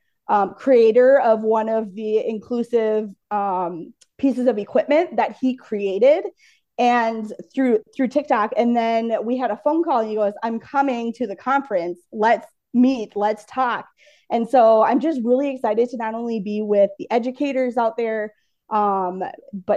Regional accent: Minnesota, United States; I am from Minnesota

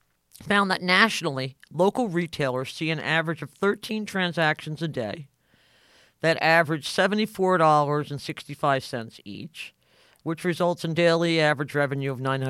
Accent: Maryland, United States; And my home state of Maryland, 1108.

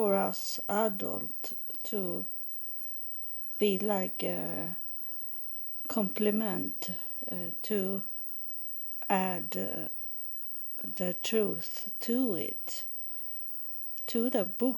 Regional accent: Sweden; English is a second language; I am from Sweden

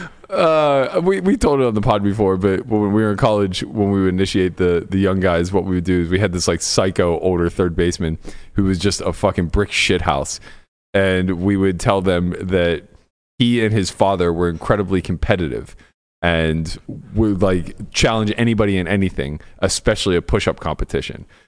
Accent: Pittsburgh, Pennsylvania, United States; moved away as an adult; now in Las Vegas, United States

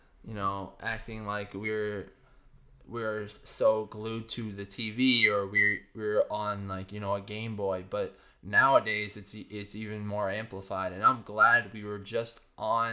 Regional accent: Northbridge, Massachusetts, United States; also born or lived in Boston; my hometown, Northbridge

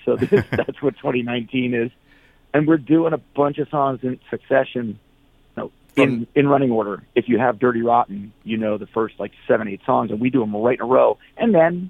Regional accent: New York, United States; also born or lived in New Jersey; I was born in New York and raised in New York and New Jersey. So I spent my time between the city and the suburbs

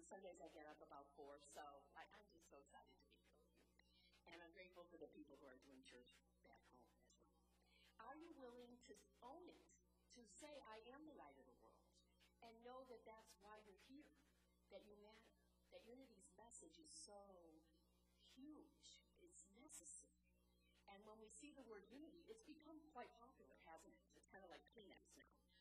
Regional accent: Chicago, Illinois, United States; accent: Chicago; I'm in South Carolina with my Chicago accent

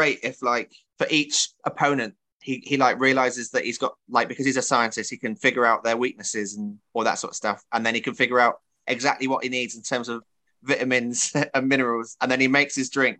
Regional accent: Bristol, South West England, United Kingdom; moved away; It was my first venture back to my hometown promotion post-pandemic.

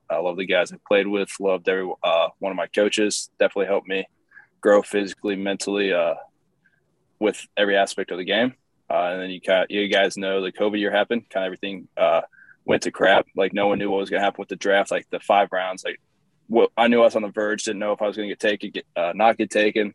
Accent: Bloomington, Indiana, United States; moved away; also born or lived in Tennessee / Eastern Illinois; I, was, born in Tennessee. I grew up in Bloomington, Indiana, uh, where Indiana University is

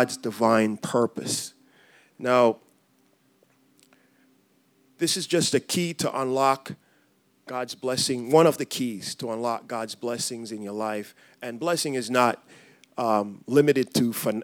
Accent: Jamaica; moved away; I grew up in Jamaica. Born and raised there

